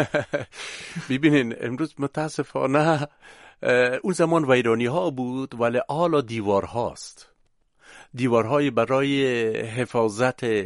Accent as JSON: {"language": "Persian", "region": "Kabul", "country": "Afghanistan", "tie": "born or raised there", "moved": "as an adult", "said": "بعد 18 سال بازگشت در زادگاهم"}